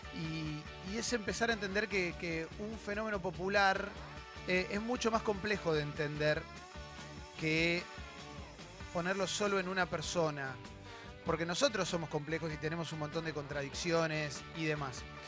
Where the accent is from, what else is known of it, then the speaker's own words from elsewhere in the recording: Argentina; somos los argentinos